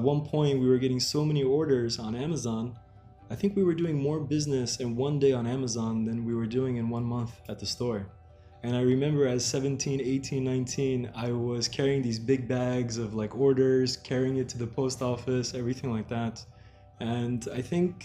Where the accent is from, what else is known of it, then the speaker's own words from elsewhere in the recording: New Jersey, United States; I am born and raised in New Jersey, which is right next to New York